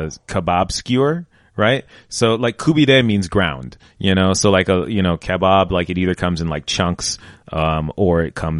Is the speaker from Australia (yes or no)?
no; United States; like nationality, like I'm African American and Iranian.